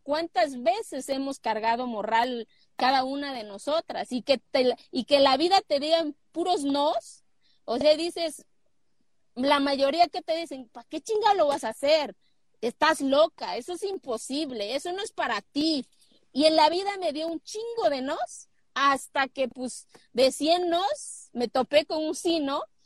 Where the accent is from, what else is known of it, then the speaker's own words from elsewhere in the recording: Oaxaca, Mexico; moved away; cuando tenía 27 años quise ser presidenta municipal de mi pueblo.